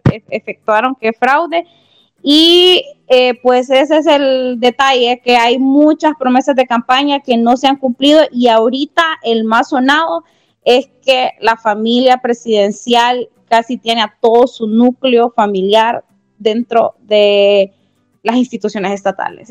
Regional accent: Honduras; como hondureña

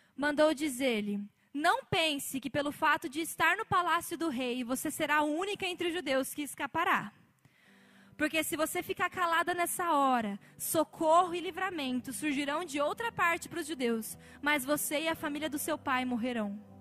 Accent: Brazil; é o meu país

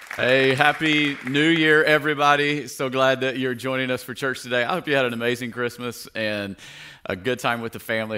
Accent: Tennessee, United States; moved away; I grew up in Tennessee

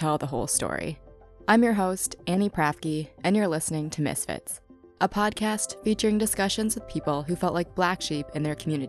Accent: United States; I think that's sort of a bias of mine as an American that I have to check often

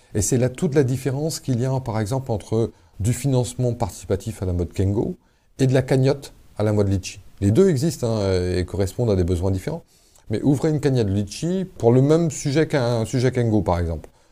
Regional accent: Paimpol, Brittany, France; Moi, je suis né à Paimpol, dans les Côtes d'Armor

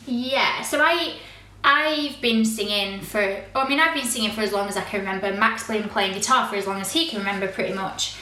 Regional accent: Rotherham, Yorkshire and the Humber, United Kingdom; moved away as an adult; also born or lived in United States; now in Newquay, United Kingdom; I a girl from Rotherham, Yorkshire

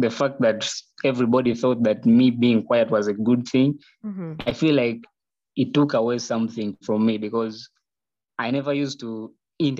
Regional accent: Kampala, Central Region, Uganda; I grew up and I was raised in Kampala

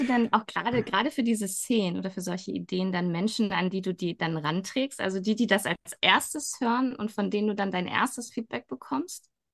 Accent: Schleswig, Schleswig-Holstein, Germany; ich bin selbst ja in Schleswig aufgewachsen

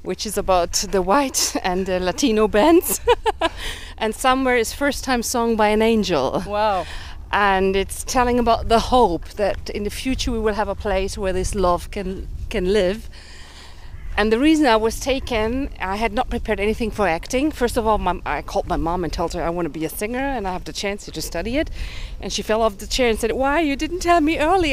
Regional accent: Germany; I grew up in Germany, having parents coming from Budapest

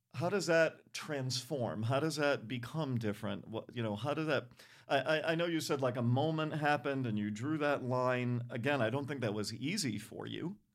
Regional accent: Providence, Rhode Island, United States; I grew up in Providence, Rhode Island.

